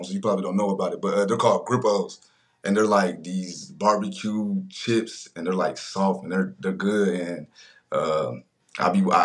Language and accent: English; Ohio, United States; I'm from Ohio